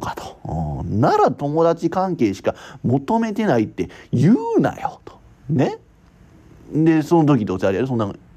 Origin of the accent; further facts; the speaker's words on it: Kansai, Japan; accent: Kansai-ben; 言葉をな、もうすごいなまってるしさ、関西弁、そう、なま、関西弁英語やったから俺